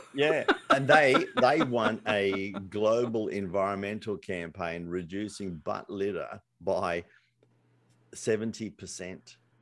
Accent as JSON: {"language": "English", "country": "Australia", "said": "I'm Australian"}